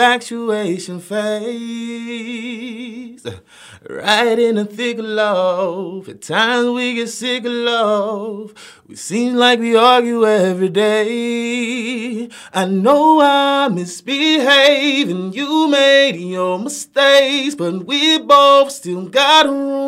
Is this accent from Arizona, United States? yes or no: no; Oak Grove, Louisiana, United States; now in Atlanta, United States; my hometown in Oak Grove